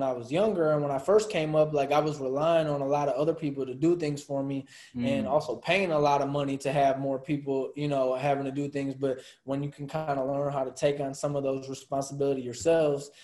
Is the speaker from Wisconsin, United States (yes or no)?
yes; Milwaukee, Wisconsin, United States; We're all from Milwaukee